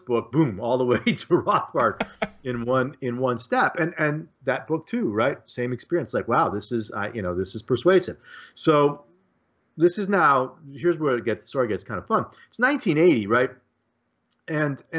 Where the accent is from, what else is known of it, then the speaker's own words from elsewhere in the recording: Detroit, Michigan, United States; now in Muncie, United States; I grew up outside Detroit in the Detroit suburbs